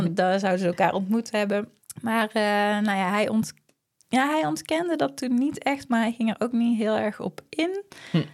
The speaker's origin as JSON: {"language": "Dutch", "country": "Netherlands", "said": "omdat wij uit Nederland komen"}